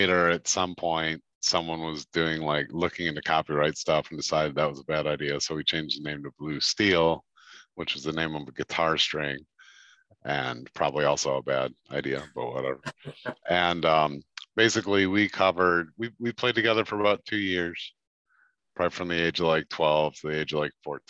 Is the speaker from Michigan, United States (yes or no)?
no; Chicago, Illinois, United States; moved away as an adult; now in Baltimore, United States; I'm from Chicago, Illinois